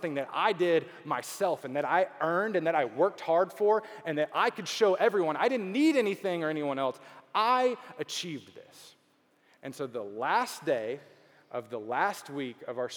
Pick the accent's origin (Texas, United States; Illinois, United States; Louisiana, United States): Texas, United States; Beaumont; also born or lived in Dallas, Texas; now in Houston, United States; I grew up in Beaumont, which is not Houston